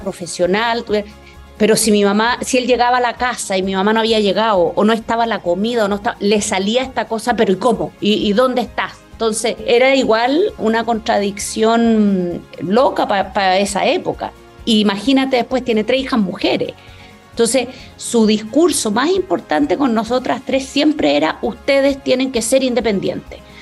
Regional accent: Chile; moved away as an adult; now in Mexico; Crecí, yo viví en Chile hasta que me vine hace 10 años

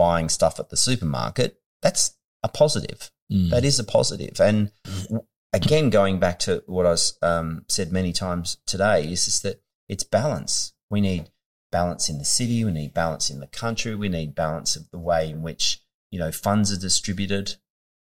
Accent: Western Australia, Australia; moved away; was born in the country.

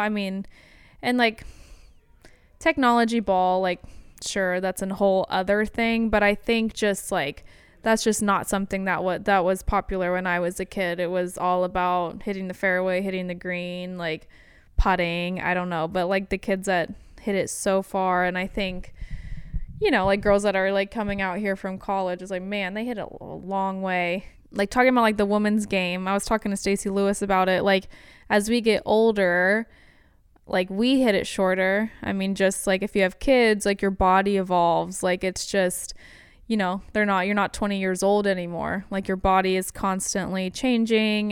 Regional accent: The Woodlands, Texas, United States; also born or lived in Alabama; I was born and raised in the Woodlands

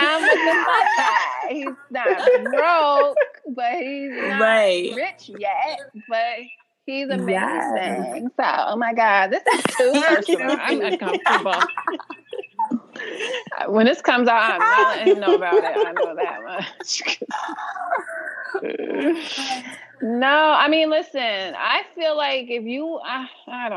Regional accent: New York City, New York, United States; I'm from Harlem

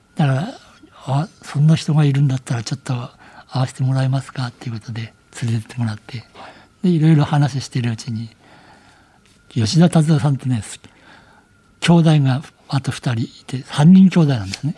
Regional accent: Aizuwakamatsu, Fukushima, Japan; moved away as an adult; now in Tokyo, Japan; 会津若松にいて、はい、もう仕事に就いてたんですよ

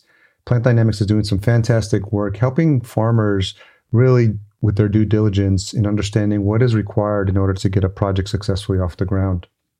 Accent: Yonkers, New York, United States; We're both New Yorkers. I grew up just outside New York in Yonkers and lived in New York City

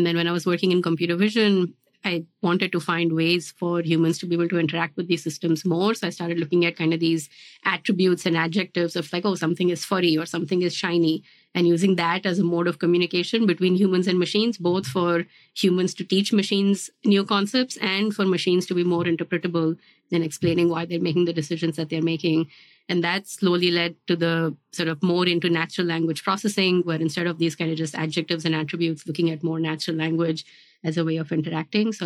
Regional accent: India; moved away as an adult; also born or lived in New Jersey, United States / Pittsburgh, United States / Virginia, United States / Georgia, United States; now in United States; my background is that I grew up in India and then I moved to the US after high school

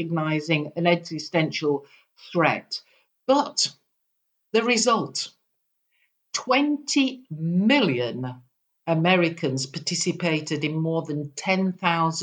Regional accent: United Kingdom; I'm a Brit. You probably can't tell that from my accent

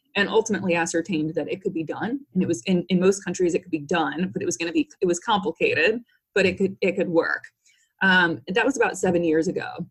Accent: St. Louis, Missouri, United States; I'm from St. Louis, Missouri originally, and my parents are both business people

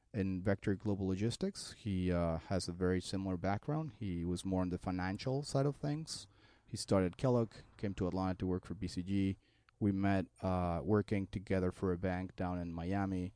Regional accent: Mexico City, Mexico; moved away as an adult; also born or lived in Colombia; now in United States; I'm originally from Mexico City. I came to the U S in two thousand four.

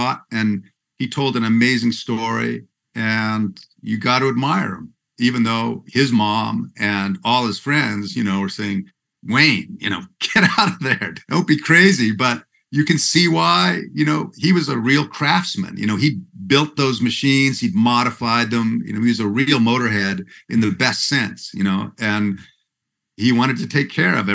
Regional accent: Vancouver, British Columbia, Canada; I'm from Vancouver, which is kind of the San Francisco of Canada.

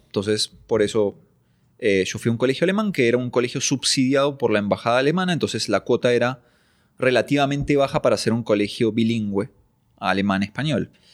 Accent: Lanús, Buenos Aires Province, Argentina; yo soy argentino, nací en provincia de Buenos Aires, Argentina, en Lanús, oriundo de Lanús.

